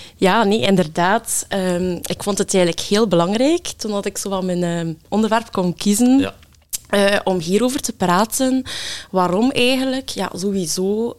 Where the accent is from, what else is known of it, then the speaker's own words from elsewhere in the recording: Ghent, Flanders, Belgium; ik ben afkomstig uit Gent